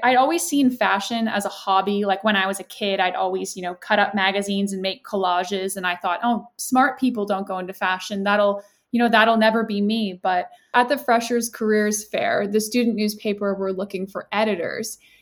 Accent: Canada; moved away as an adult; now in United Kingdom; I'm actually Canadian, but I uh, moved to the UK for university

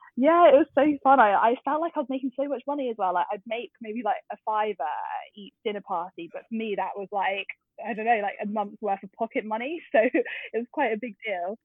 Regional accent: Twickenham, London, United Kingdom; I grew up in Twickenham, um, which is in southwest London

